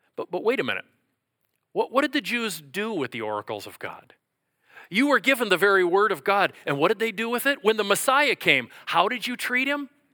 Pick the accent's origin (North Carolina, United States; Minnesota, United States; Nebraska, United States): Minnesota, United States; I'm from Minnesota